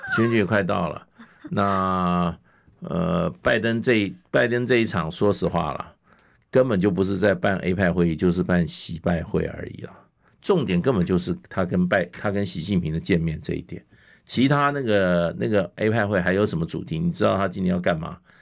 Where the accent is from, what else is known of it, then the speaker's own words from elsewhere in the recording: Taiwan; 我们台湾